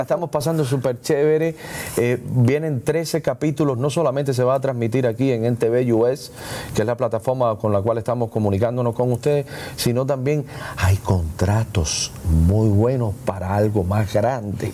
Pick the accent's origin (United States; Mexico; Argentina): United States; Hialeah, Florida; yo soy de Hialeah